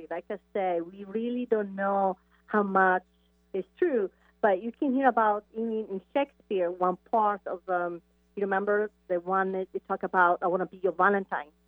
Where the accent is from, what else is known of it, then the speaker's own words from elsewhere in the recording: Italy; the one I grew up is exactly the story you just told me.